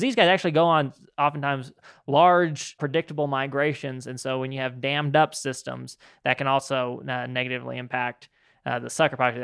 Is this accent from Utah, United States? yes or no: yes; Utah, United States; When I was growing up in Utah